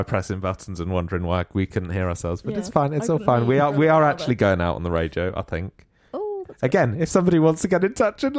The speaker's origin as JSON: {"language": "English", "town": "Sandy", "region": "East of England", "country": "United Kingdom", "moved": "as an adult", "lives_now": "Derby, United Kingdom", "said": "So, and I'm from a little town in Sandy. No, a little town in Bedfordshire called Sandy."}